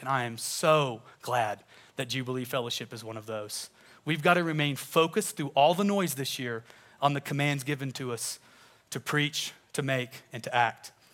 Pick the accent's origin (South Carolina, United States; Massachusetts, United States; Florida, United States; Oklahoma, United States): Oklahoma, United States; Tulsa; I grew up in Tulsa, Oklahoma.